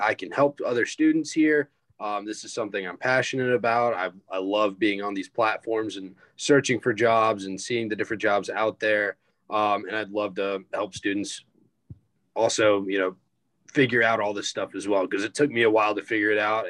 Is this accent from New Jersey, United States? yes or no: no; Greenville, South Carolina, United States; I'm a senior from Greenville, South Carolina